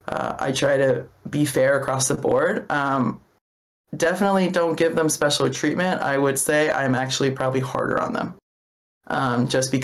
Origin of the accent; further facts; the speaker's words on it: Hawaii, United States; I grew up in Hawaii